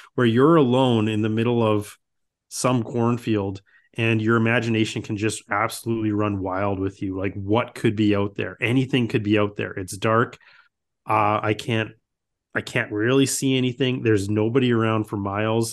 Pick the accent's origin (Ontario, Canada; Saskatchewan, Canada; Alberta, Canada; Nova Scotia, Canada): Saskatchewan, Canada; I grew up in, I mean, I am from Saskatchewan, which is the farmer capital of the Canada. And, uh, I grew up in a rural town.